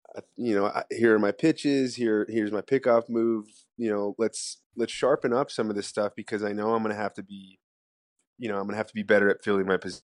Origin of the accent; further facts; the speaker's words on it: United States; as an American